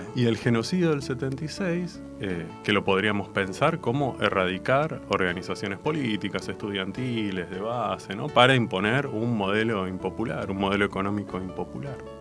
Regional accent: Argentina; en nuestra patria

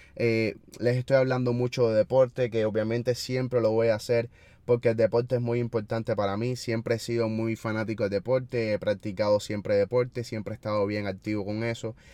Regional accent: Cuba; nosotros los cubanos

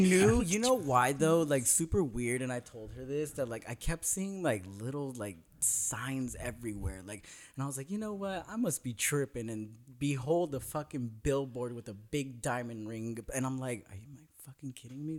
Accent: Northern California, United States; now in Los Angeles, United States; I'm from Northern California

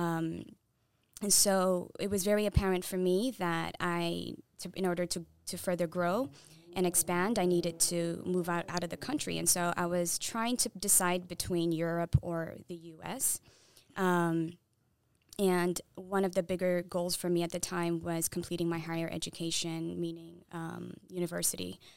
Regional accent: Saudi Arabia; first language Tigrinya; English is a second language; moved away; also born or lived in Eritrea; I was born and raised in Saudi Arabia.

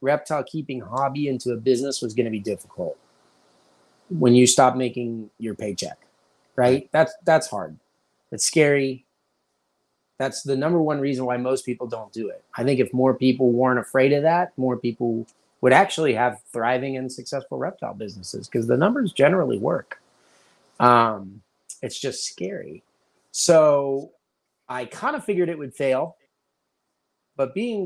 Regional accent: Pittsburgh, Pennsylvania, United States; moved away as an adult; also born or lived in Orange County, California; I was born here.

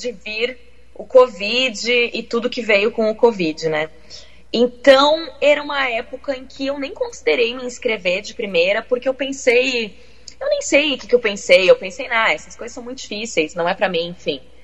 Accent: Porto Alegre, Rio Grande do Sul, Brazil; moved away as an adult; also born or lived in Rio de Janeiro; now in London, United Kingdom; Nasci em Porto Alegre, sim, na capital

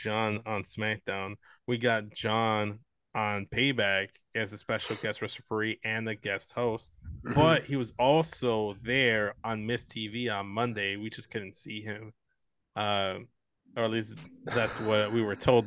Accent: Chicago, Illinois, United States; we're from Chicago

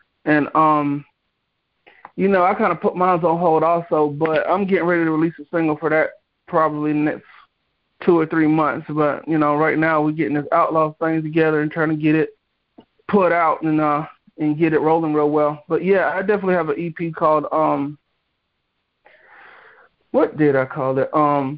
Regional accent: Cuthbert, Georgia, United States; now in Gainesville, United States; I actually am from Cuthbert, Georgia, actually, in between Albany and Columbus. And right now I live in Northeast Georgia in Gainesville.

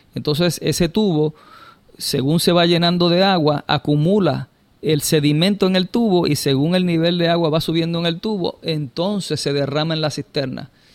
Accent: Puerto Rico; en Puerto Rico tenemos esa ventaja de forma natural

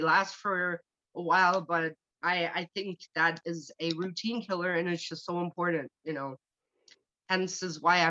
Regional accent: Germany; English is a second language; moved away; I'm from Germany

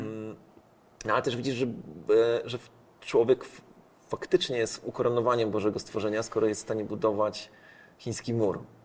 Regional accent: Poland

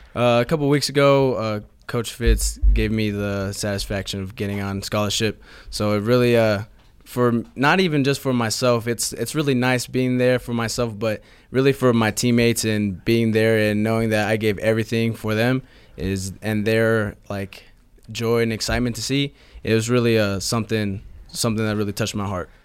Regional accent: San Tan Valley, Arizona, United States; also born or lived in Mesa, Arizona; I didn't grow up in, uh, Mesa. I grew up in a small town called Santan Valley.

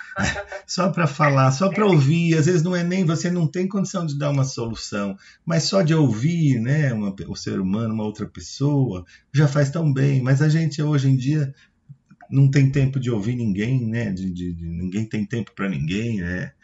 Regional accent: São Paulo, Brazil; para nós que somos daqui, eu sou paulistano

